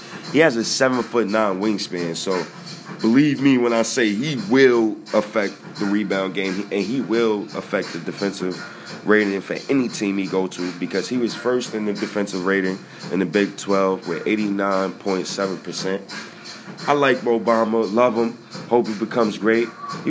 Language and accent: English; Ghana; I'm Ghanaian, by the way. So shout-outs to you, brother. Madasa. That was Ghanaian.